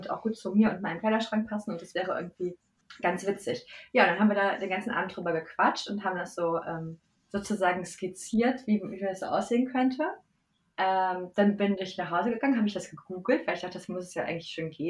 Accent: North Rhine-Westphalia, Germany; Ich habe, äh, also ich komme aus der Nähe von Köln.

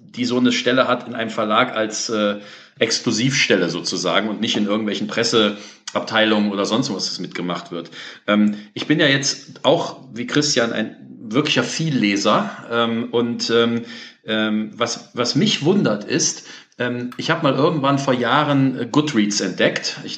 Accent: Cologne, North Rhine-Westphalia, Germany; als Beispiel jetzt hier als Kölner, ähm, die Mairische Buchhandlung ist ja aufgegangen

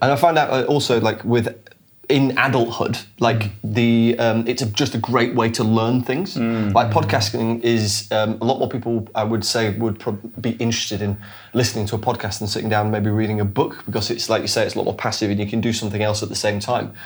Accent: Sheffield, Yorkshire and the Humber, United Kingdom; now in London, United Kingdom; we're both from um, a town or a city in the north of England called Sheffield.

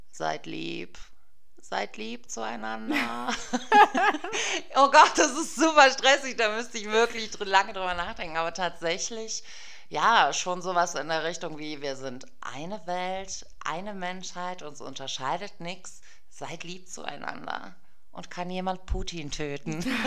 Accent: Germany; bin Deutsche und zwar in mehreren Generationen

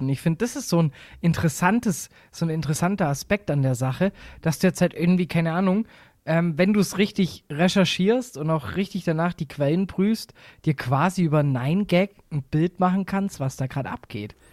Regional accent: Swabia, Germany; Ich bin Schwabe

